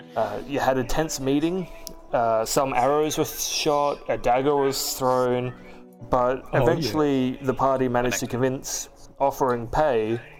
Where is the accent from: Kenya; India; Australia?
Australia; Now you can all say cunt. Because we are Australian and we are playing Dungeons and Dragons.